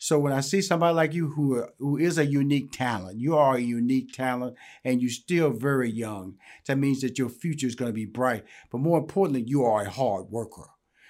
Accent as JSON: {"language": "English", "town": "Houston", "region": "Texas", "country": "United States", "said": "I'm from Houston, Texas. I'm country. So I'm country. Okay. Used to say I'm country. And don't let the suit fool you. Don't let the semi-articulation may fool you. Your boy is straight up out of Fifth Ward, Texas."}